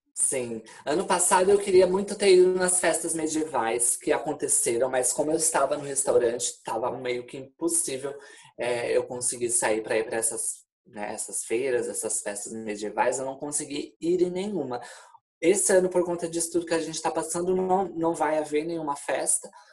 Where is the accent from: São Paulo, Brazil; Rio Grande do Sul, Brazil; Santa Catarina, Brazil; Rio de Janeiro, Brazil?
São Paulo, Brazil; moved away as an adult; also born or lived in Florianópolis, Brazil; now in Porto, Portugal; eu sou de Florianópolis, eu sou de São Paulo, na realidade, mas morava em Florianópolis há uns quatro anos antes de vir para cá